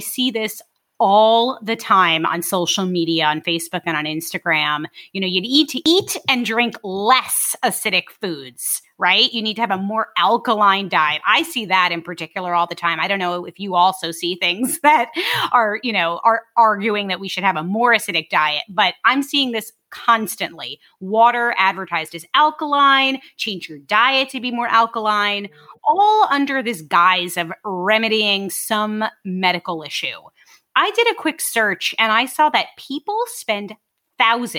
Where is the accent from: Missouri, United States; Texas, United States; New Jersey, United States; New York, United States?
New York, United States; New York City; I'm from Brooklyn